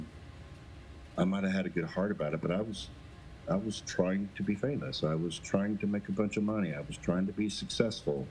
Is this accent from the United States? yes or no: yes; Missouri, United States; moved away as an adult; also born or lived in Nashville; now in Bend, United States; I was born in Missouri, raised in Missouri